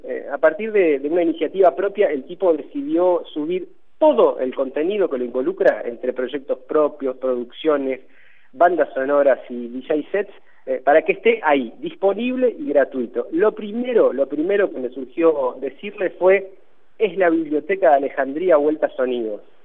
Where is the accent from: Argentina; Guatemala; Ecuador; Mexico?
Argentina; nosotros como, como argentinos